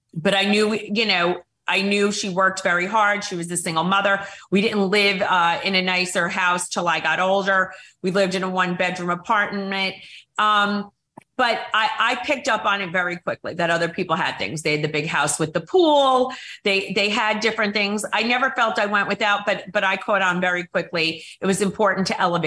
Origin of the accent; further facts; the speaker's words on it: Mahopac, New York, United States; I grew up in Mayapack, New York, which was a lovely town